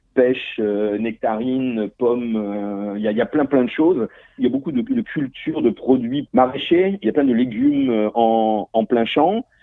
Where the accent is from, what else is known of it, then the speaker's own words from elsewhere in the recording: northern Burgundy, Bourgogne-Franche-Comté, France; moved away as an adult; also born or lived in South America; now in St. Catharines, Canada; je suis issu d'une famille de viticulteurs bourguignons euh, du nord de la Bourgogne.